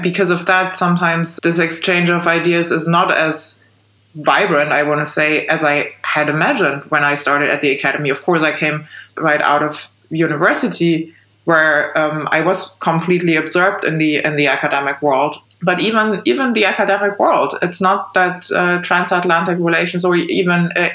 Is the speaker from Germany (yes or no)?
yes; East Germany, Germany; I was born in East Germany and grew up in the East